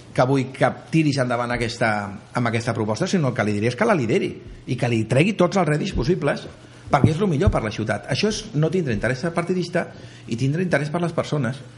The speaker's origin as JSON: {"language": "Catalan", "town": "Barcelona", "region": "Catalonia", "country": "Spain", "tie": "born or raised there", "said": "soc del barri de Gràcia de tota la vida"}